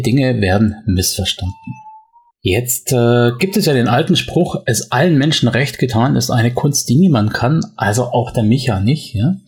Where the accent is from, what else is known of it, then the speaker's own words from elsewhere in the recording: Swabia, Germany; accent: Swabian; wie man bei uns im Schwabenland sagt